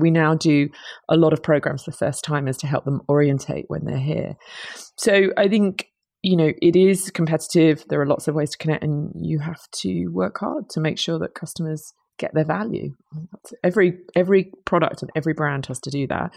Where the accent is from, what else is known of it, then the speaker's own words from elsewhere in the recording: United Kingdom; accent: British; I'm a Brit, you might tell from my accent.